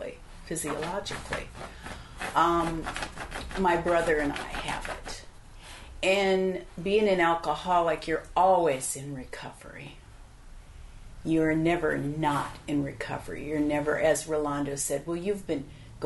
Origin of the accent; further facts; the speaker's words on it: Midwest, United States; I have a Polish-German background from both parents, and I was born in the Midwest